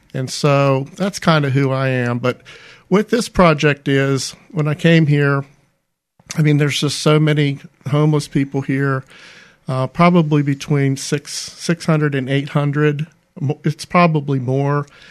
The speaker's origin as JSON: {"language": "English", "town": "Ambridge", "region": "Pennsylvania", "country": "United States", "tie": "born or raised there", "also_born_or_lived": "Florida / Winston-Salem, North Carolina", "moved": "as an adult", "lives_now": "Mobile, United States", "said": "when I came out of high school at Ambridge High School, I relocated to Florida for college and never returned"}